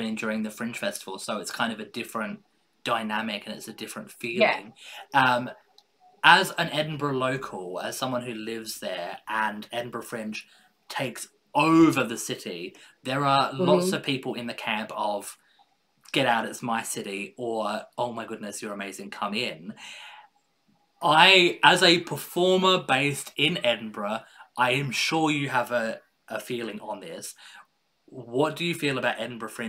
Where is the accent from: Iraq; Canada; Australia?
Australia; Adelaide, South Australia; I was born and raised in Adelaide in Australia